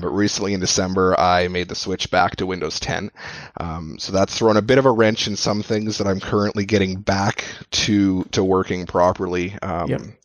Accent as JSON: {"language": "English", "town": "Edmonton", "region": "Alberta", "country": "Canada", "said": "I'm from Edmonton, so I'm you know another Canadian"}